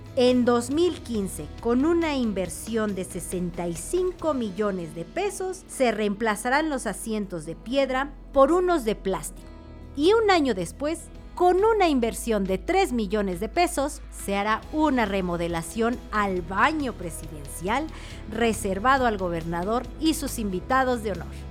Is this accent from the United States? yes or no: no; Oaxaca, Mexico; Como oaxaqueños